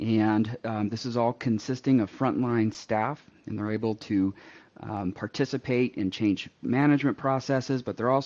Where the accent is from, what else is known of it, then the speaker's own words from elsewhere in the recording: Seattle, Washington, United States; moved away as an adult; now in Nebraska, United States; I am originally from the West Coast, so I was raised in the Seattle area